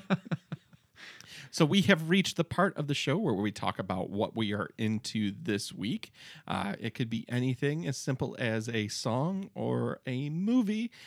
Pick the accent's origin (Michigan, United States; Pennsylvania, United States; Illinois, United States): Michigan, United States; Detroit; I was from the Detroit area